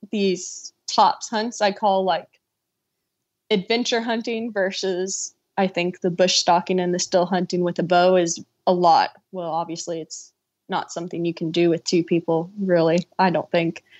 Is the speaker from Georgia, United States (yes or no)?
no; Florida, United States; moved away; growing up in Florida on fishing spots